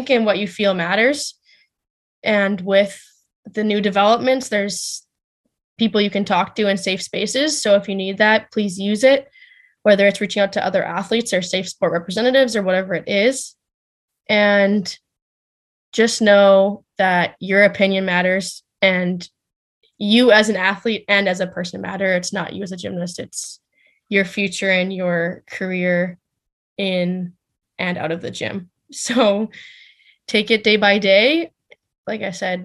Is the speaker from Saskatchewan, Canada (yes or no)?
yes; Saskatchewan, Canada; I'm from Saskatchewan, so it's good to see my family and good to see friends and people that I grew up